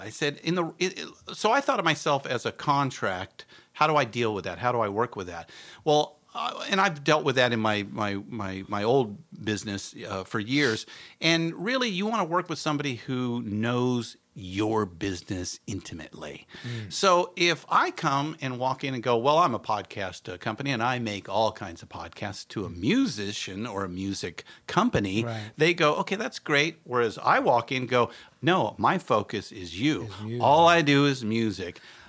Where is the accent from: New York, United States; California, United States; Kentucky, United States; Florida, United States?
California, United States; When I moved up there from Orange County when I was in high school.